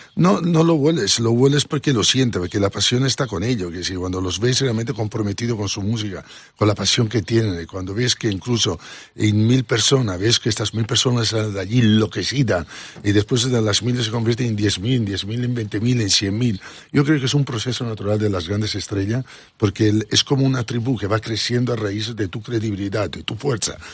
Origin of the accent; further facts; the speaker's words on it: Italy; Spanish is a second language; moved away as an adult; also born or lived in Barcelona, Spain; now in Ibiza, Spain; yo nací en provincia en Italia